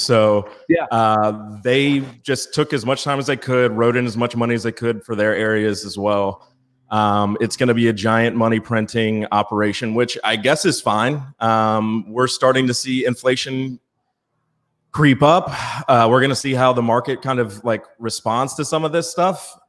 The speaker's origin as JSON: {"language": "English", "region": "Virginia", "country": "United States", "said": "I'm from Virginia"}